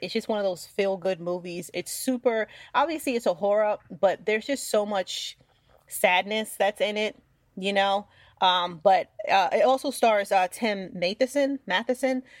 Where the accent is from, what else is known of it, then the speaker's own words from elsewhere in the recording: New York, United States; I'm from New York